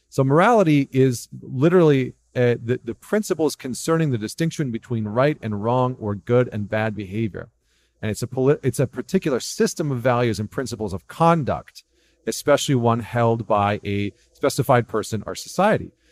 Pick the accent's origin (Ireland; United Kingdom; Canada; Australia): Canada; as a Canadian